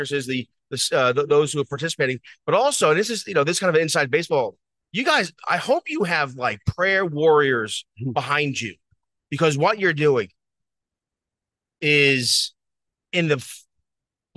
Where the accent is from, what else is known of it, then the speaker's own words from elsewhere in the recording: New York City, New York, United States; we grew up like in the Bronx in New York